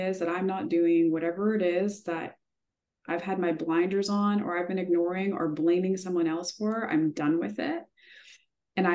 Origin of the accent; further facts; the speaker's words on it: Manitoba, Canada; I grew up in Manitoba